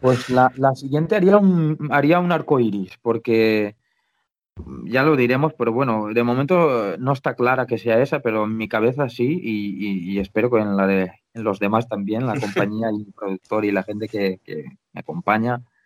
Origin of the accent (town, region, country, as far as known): Valencian Community, Spain